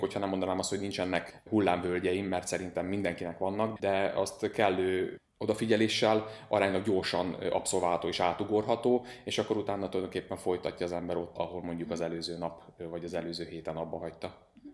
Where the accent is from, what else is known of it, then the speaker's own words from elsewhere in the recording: Szeged, Csongrád-Csanád, Hungary; also born or lived in Nagykőrös; Szegeden élek, nagykörösen születtem, de igazából tőzsgyökeres Szegedének mondom magam